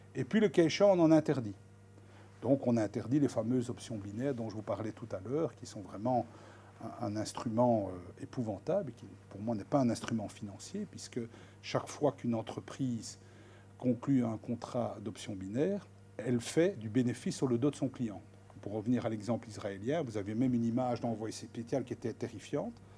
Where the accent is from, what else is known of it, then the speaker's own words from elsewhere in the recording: Belgium; on est belge